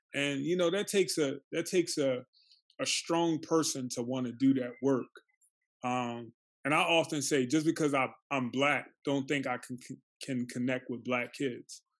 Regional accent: Philadelphia, Pennsylvania, United States; I grew up in North Philly

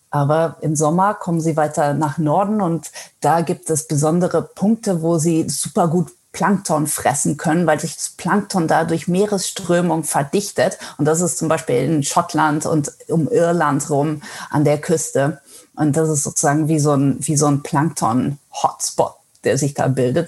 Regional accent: Netherlands; first language German and Dutch; moved away as an adult; now in Gothenburg, Sweden; ich bin eigentlich gebürtig aus Holland

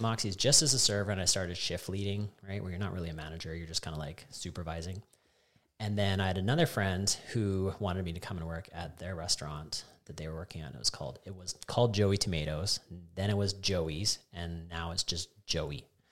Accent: Calgary, Alberta, Canada; also born or lived in Canmore; I was born in Calgary, and I lived there until grade nine, and then I was lucky enough to get to move to Canmore

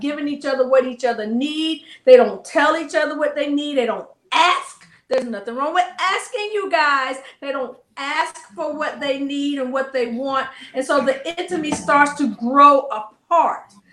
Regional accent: the South, United States; I'm from the South

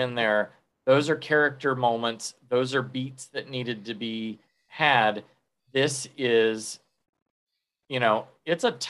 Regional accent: Sun Coast, Florida, United States; we're from the Sun Coast and we had a lot of people move in here, but not that many.

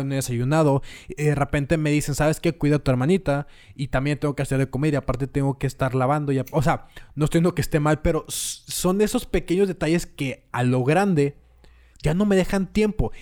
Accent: Mexico; todos somos mexicanos

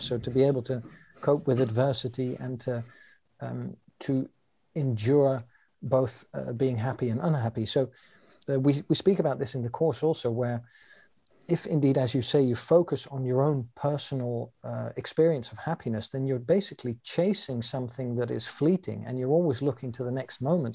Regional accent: London, United Kingdom; now in Amsterdam, Netherlands; I was born in London, England, and I currently live in Amsterdam in the Netherlands

